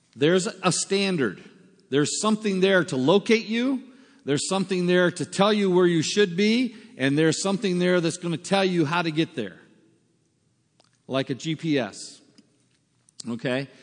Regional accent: United States; moved away as an adult; also born or lived in South Africa; we're from America

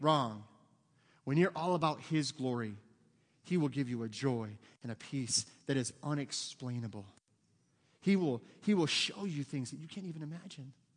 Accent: United States; we're Americans

